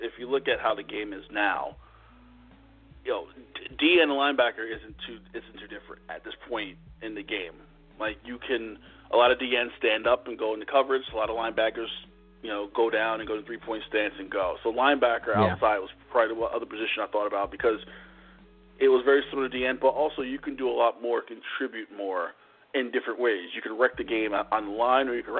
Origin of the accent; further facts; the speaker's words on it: New Jersey, United States; growing up where I grew up in New Jersey, I'm a Giants fan.